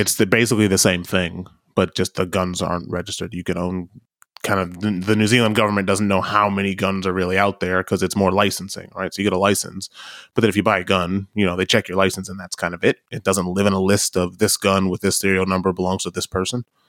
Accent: United States; as a kid, as an American

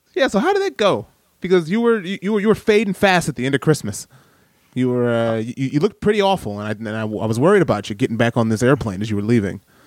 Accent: Detroit, Michigan, United States; also born or lived in New York / Los Angeles; now in Wellington, New Zealand; I grew up in Detroit

